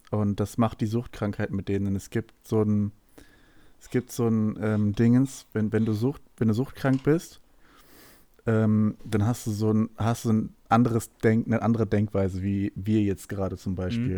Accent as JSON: {"language": "German", "town": "Hanover", "region": "Lower Saxony", "country": "Germany", "said": "bei uns in Hannover"}